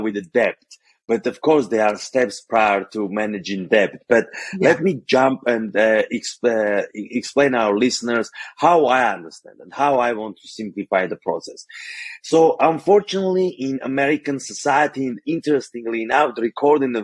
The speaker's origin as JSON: {"language": "English", "country": "Armenia", "tie": "born or raised there", "first_language": "Armenian", "second_language": "English", "moved": "as an adult", "lives_now": "United States", "said": "Growing up, I'm from Armenia, which is post-Soviet country"}